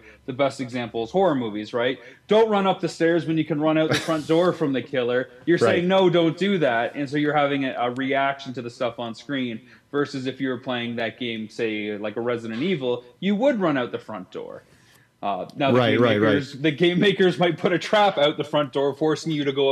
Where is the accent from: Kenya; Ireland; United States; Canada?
Canada; I'm Canadian